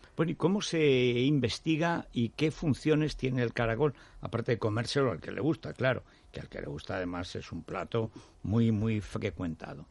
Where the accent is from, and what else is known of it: Teruel, Aragon, Spain; born or raised there; moved away